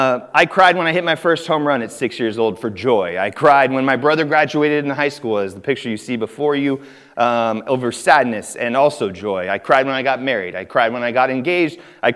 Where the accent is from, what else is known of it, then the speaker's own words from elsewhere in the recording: California, United States; born there; So I was born in Northern California on an Air Force base just north of Sacramento